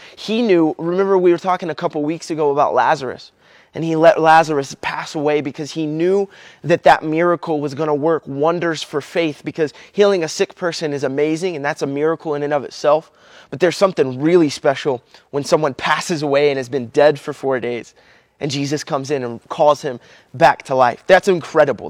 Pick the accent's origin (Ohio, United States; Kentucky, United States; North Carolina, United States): Kentucky, United States; I'm from Kentucky